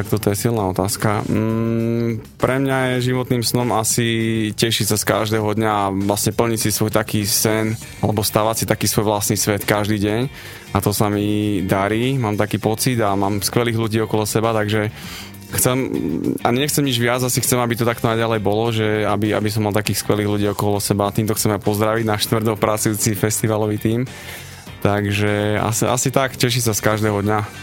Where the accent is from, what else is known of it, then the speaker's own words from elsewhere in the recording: Banská Bystrica, Banská Bystrica Region, Slovakia; also born or lived in Florida, United States; Banská Bystrica preto, že to je naše rodné mesto